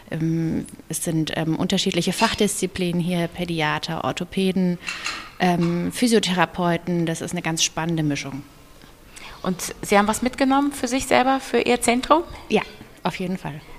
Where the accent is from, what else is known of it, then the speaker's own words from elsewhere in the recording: Düsseldorf, North Rhine-Westphalia, Germany; Ich komme aus Düsseldorf.